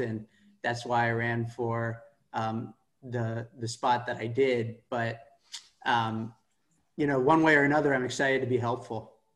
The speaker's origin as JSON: {"language": "English", "town": "Palo Alto", "region": "California", "country": "United States", "tie": "born or raised there", "said": "I'm from Palo Alto, uh, which is sort of the heart of Silicon Valley"}